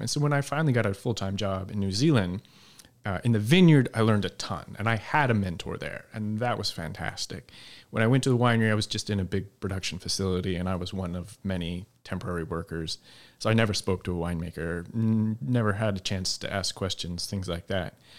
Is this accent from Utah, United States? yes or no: yes; Salt Lake City, Utah, United States; moved away; also born or lived in Eastern Washington; I grew up in Salt Lake City with no connections to the business